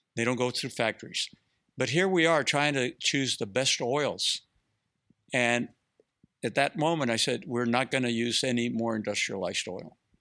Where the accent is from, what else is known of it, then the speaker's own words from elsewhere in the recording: Mexico; now in Austin, United States; I come from Mexico, from a, a, a entrepreneur family